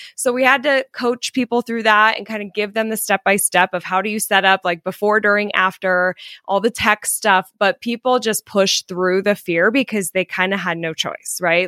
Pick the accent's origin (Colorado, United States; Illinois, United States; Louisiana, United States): Colorado, United States; moved away as an adult; also born or lived in California; originally I'm from Colorado, but twelve years ago, I moved to California